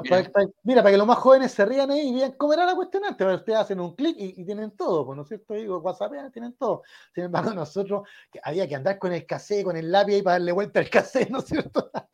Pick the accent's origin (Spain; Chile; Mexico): Chile; somos chilenos